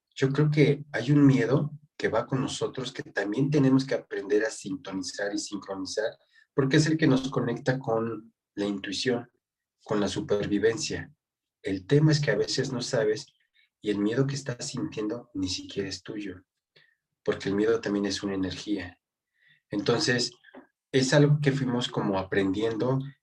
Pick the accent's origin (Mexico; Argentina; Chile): Mexico; mi país